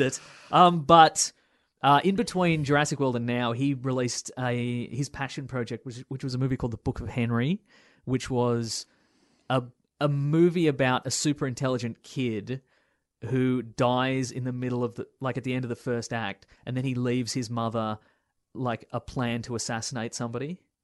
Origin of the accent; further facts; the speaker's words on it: Melbourne, Victoria, Australia; northern suburbs of Melbourne